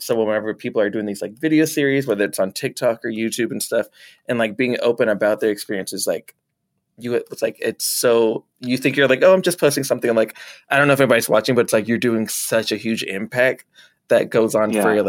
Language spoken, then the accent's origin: English; the South, United States; And I know like for me, like growing up in the South and stuff